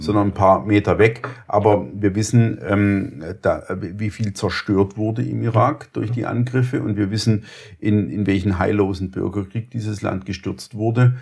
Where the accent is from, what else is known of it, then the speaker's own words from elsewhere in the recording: Germany; als, als Deutsche